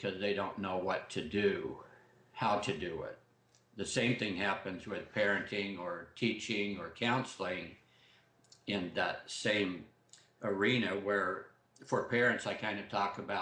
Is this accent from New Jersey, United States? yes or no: no; Southern Idaho, United States; now in Corvallis, United States; I grew up in South Idaho